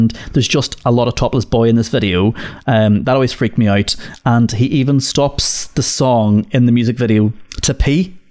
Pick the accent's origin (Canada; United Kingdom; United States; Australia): United Kingdom; Northern Ireland; growing up in Northern Ireland, right, we had a radio station in Derry called Q102.9.